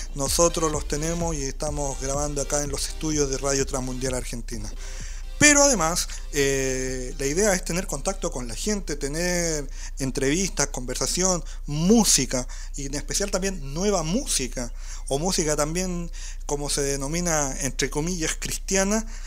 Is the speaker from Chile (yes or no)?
yes; southern Chile, Chile; nosotros somos del sur de Chile